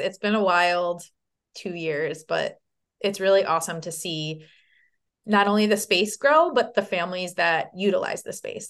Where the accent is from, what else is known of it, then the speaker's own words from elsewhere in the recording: Long Island, New York, United States; now in Saratoga Springs, United States; I'm from Long Island